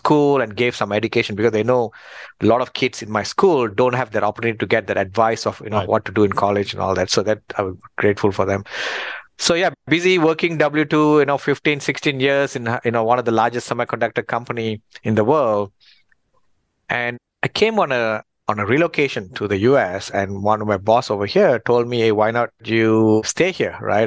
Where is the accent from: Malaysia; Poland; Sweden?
Malaysia; moved away as an adult; also born or lived in Australia; we are fourth generation Malaysia.